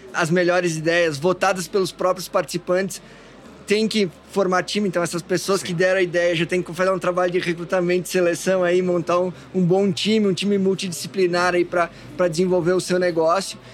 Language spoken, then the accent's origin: Portuguese; Taquari Valley, Rio Grande do Sul, Brazil; also born or lived in Porto Alegre; Eu venho da, da região do Vale Taquari e fui para Lajado